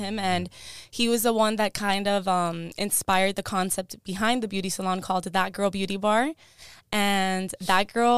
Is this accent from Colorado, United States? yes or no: no; Miami, Florida, United States; first language Spanish; English is a second language; I do come from Cuban parents, born and raised in Miami